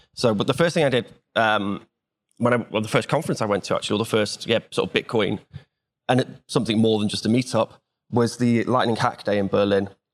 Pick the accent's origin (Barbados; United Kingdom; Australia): United Kingdom; Wales; I'm from Wales